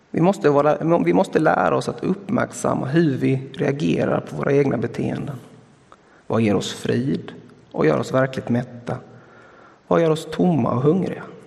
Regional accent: Blekinge, Sweden; som vi säger hemma i Blekinge

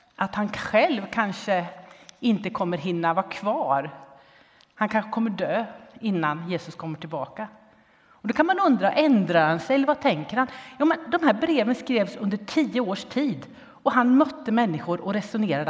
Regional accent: Linköping, Östergötland, Sweden; där jag växte upp, i Linköping.

